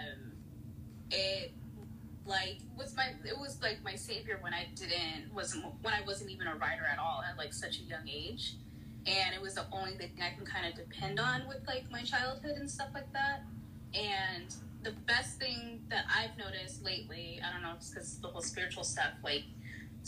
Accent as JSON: {"language": "English", "region": "California", "country": "United States", "said": "I'm from California, so I love my Cali rappers"}